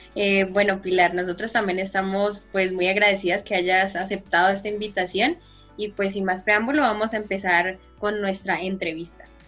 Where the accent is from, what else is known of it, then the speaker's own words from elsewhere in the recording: Popayán, Cauca, Colombia; nosotros somos de Popayán, somos de una ciudad muy pequeña